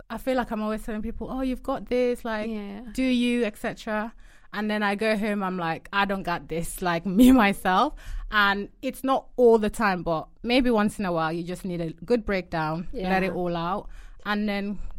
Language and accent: English; Yorkshire and the Humber, United Kingdom; accent: Yorkshire; moved away as an adult; Oh, my Yorkshire God, my Yorkshire accent was so thick. When I moved to uni, people used to say something.